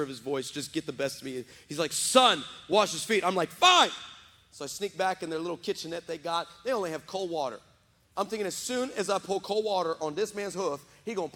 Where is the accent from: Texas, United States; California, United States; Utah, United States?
Texas, United States; West; now in San Antonio, United States; I was raised in West Texas.